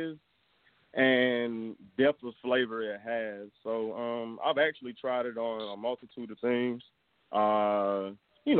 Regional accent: New York, United States; moved away; also born or lived in Georgia, United States; I'm from New York, but my parents are from the South.

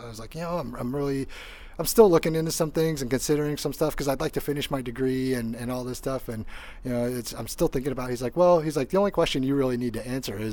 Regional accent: Northeast Indiana, United States; also born or lived in Seoul, South Korea / New Jersey; Grew up, you know, in New Jersey first, and then in the Midwest in Indiana, Northeast Indiana

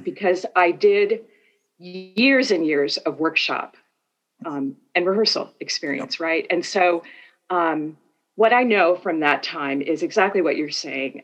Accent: Northeast, United States; moved away as an adult; also born or lived in Minnesota; now in Atlanta, United States; I'm from the Northeast in the US.

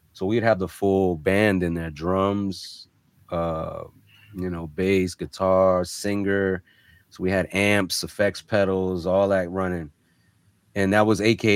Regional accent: North Miami, Florida, United States; also born or lived in Germany; I was an army brat for a while, but was located, we pretty much set roots down in Miami, Florida, North Miami to be exact, when I was about 5 years old

